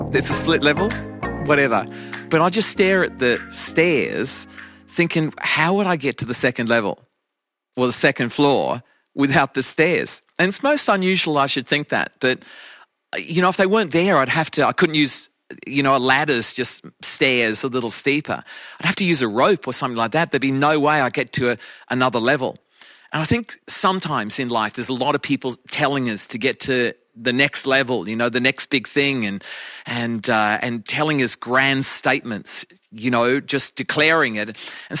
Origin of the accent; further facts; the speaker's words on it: Australia; moved away as an adult; now in England; When my wife and I came from Australia to England, it's coming on 29 years ago.